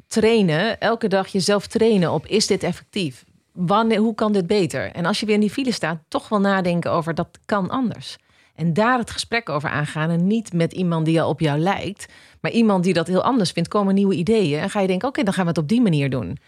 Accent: Netherlands; wij ons beseffen als Nederlanders

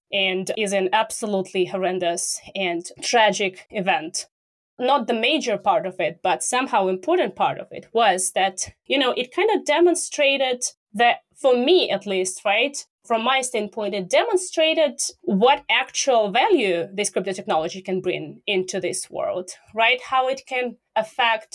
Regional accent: Russia; I'm from Russia

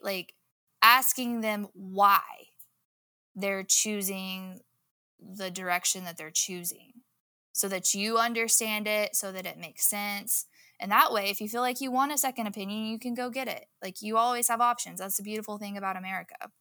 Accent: Southwest Oklahoma, United States; I grew up in Southwest Oklahoma, in the Bible Belt

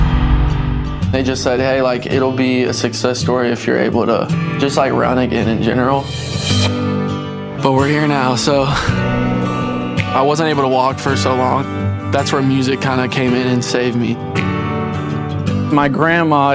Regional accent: Charlotte, North Carolina, United States; I'm 24 years old, and I'm from Charlotte, North Carolina.

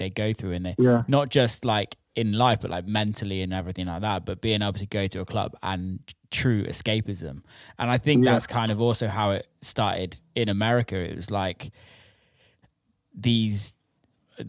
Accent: around Bristol, South West England, United Kingdom; I didn't grow up in Bristol, but I grew up around Bristol

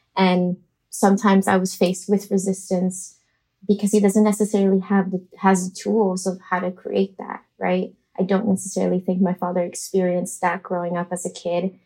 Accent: Miami, Florida, United States; moved away as an adult; now in New York City, United States; I was raised in Miami, Florida

